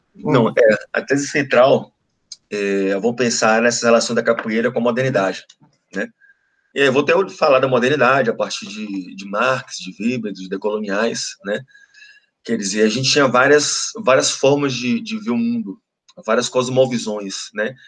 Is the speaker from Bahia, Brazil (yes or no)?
yes; Ilhéus, Bahia, Brazil; also born or lived in Minas Gerais; now in Salvador, Brazil; sou de Leos né? É, passei minha infância em Ilhéus